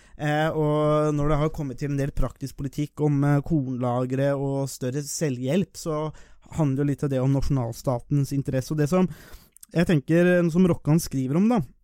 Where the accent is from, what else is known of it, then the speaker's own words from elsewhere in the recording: Nesbyen, Buskerud, Norway; jeg er jo fra Nesbyen